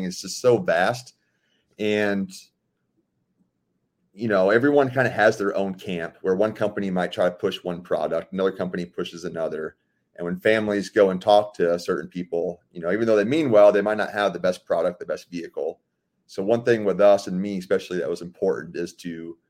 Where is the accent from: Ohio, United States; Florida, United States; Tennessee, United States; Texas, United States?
Florida, United States; Sarasota; also born or lived in Fort Myers, Florida; I'm born and raised in Sarasota, Florida.